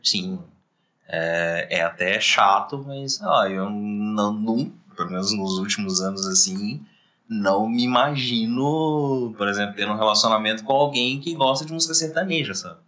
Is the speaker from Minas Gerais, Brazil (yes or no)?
yes; Belo Horizonte, Minas Gerais, Brazil; todos nós três aqui somos de Belo Horizonte